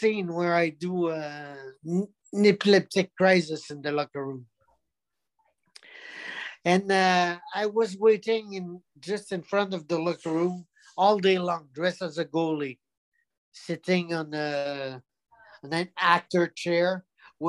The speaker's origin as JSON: {"language": "English", "region": "Quebec", "country": "Canada", "second_language": "English", "said": "I'm from Quebec"}